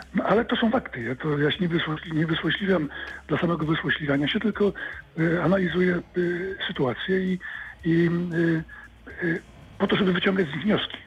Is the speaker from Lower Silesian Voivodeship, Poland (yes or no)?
yes; Wrocław, Lower Silesian Voivodeship, Poland; jestem wrocławianinem, dolnoślązakiem